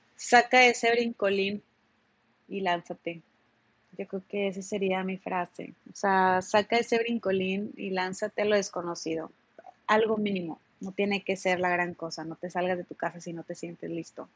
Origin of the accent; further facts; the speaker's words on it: Monterrey, Nuevo León, Mexico; en Monterrey pensábamos así